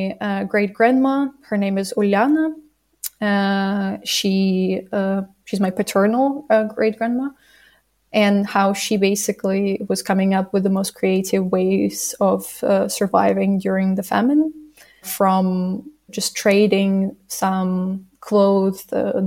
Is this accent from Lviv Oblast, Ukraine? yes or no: no; Zavorochi, Kyiv Oblast, Ukraine; now in Kyiv, Ukraine; I'm originally from Kyiv region, from a small village called Zavorochi, and I currently live in Kyiv